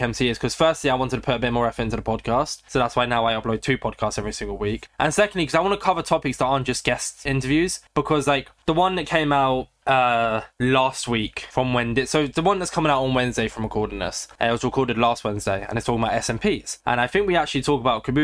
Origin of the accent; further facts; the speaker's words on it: United Kingdom; I am British